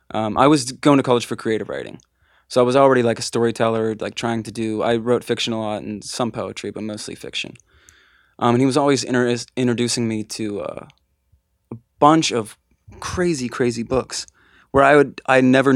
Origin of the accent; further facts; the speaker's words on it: Altoona, Pennsylvania, United States; At this time we were still living 2 hours away. Like we weren't, we grew up in Altoona, Bedford area.